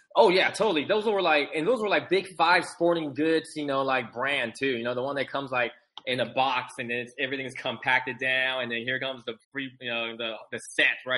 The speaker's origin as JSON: {"language": "English", "area": "San Francisco Bay Area", "region": "California", "country": "United States", "tie": "born or raised there", "also_born_or_lived": "Taiwan", "said": "my family and I immigrated from Taiwan. You know, so uh, we grew up in California, San Francisco Bay Area"}